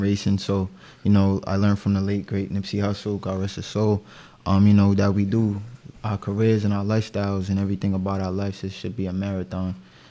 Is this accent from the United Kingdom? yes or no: no; Pawtucket, Rhode Island, United States; I'm from Pawtucket, Rhode Island. My family comes from Cape Verde